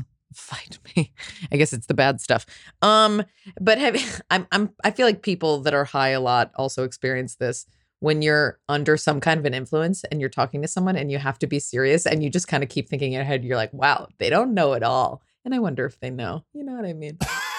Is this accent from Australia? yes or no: no; Ireland; No, I really, I'm Irish, so I like being drunk as much as possible in really inappropriate settings.